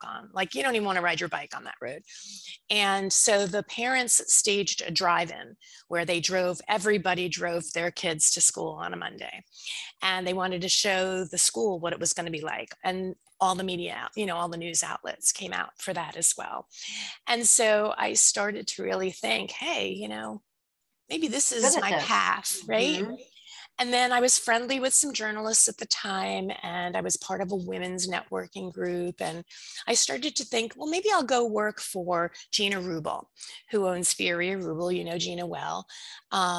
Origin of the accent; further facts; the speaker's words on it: Plainview, New York, United States; also born or lived in Brooklyn, New York; I grew up in Plainview. I was born in Brooklyn. And we moved to Long Island when I was 3.